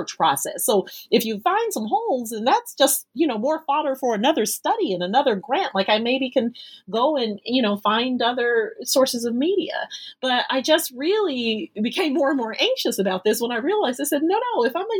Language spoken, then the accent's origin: English; United States; I'm born and raised in the United States